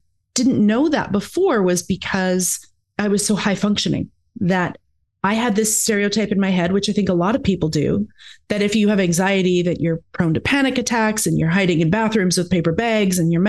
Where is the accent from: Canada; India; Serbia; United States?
Canada; Alberta; moved away as an adult; now in Victoria, Canada; Originally, I'm from Alberta in Canada